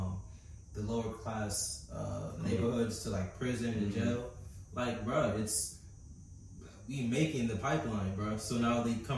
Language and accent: English; United States; I am American